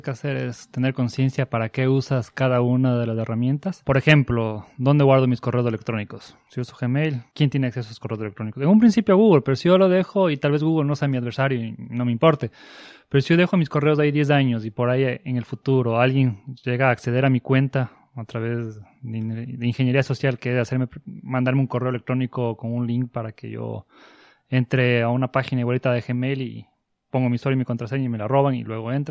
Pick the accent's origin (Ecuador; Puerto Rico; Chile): Ecuador; now in Buenos Aires, Argentina; soy de Ecuador, estoy aquí en Buenos Aires estudiando una maestría en seguridad informática.